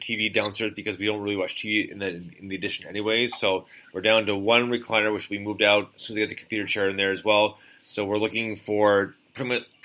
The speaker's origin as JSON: {"language": "English", "country": "Canada", "said": "Canada, guys, you're my home country."}